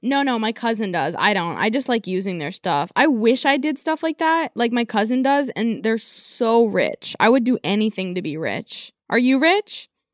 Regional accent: California, United States; I'm from California

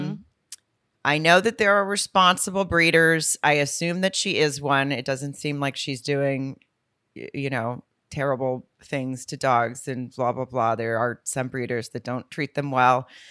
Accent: near Lowell, Arkansas, United States; moved away; Lowell, Arkansas, which is right outside my hometown

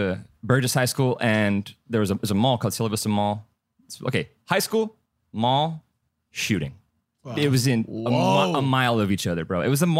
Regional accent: El Paso, Texas, United States; moved away; I'm from El Paso, Texas, actually.

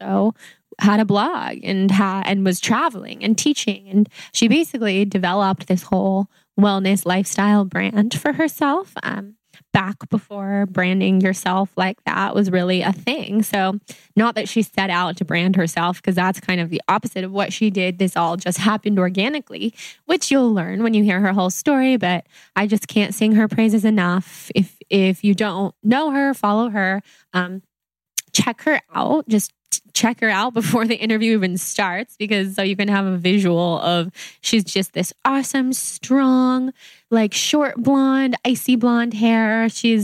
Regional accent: Sacramento, California, United States; born or raised there; moved away

